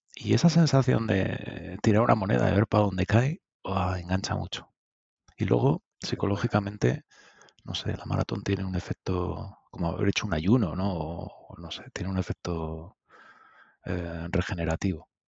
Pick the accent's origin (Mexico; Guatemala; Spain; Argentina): Spain; Madrid, Community of Madrid; also born or lived in Soria; Mi familia es de Soria, ¿eh? yo soy de Usera y de Soria